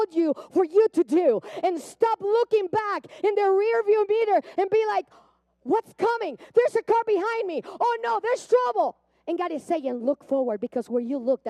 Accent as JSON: {"language": "English", "country": "Puerto Rico", "tie": "born or raised there", "moved": "yes", "said": "I grew up in Puerto Rico. I don't know if you hear the accent."}